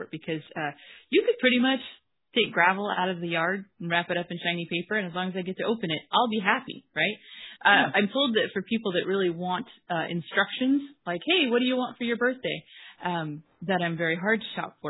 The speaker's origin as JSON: {"language": "English", "region": "Washington", "country": "United States", "said": "I am from Washington State in the U.S."}